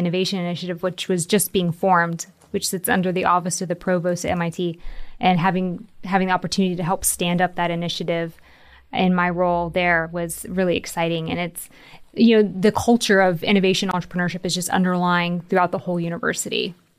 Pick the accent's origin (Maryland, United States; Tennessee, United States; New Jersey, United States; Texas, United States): Tennessee, United States; Nashville; now in Kentucky, United States; So I'm originally from Nashville, Tennessee. I moved around a lot, ended up going to high school here in Kentucky